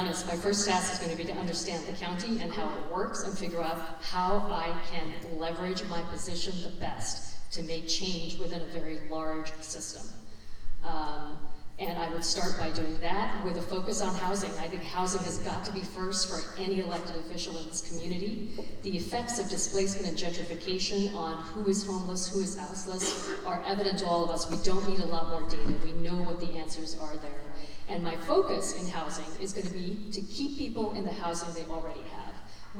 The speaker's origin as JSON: {"language": "English", "country": "India", "moved": "yes", "lives_now": "United States", "said": "So I mentioned that I'm from India. I've lived here 40 years."}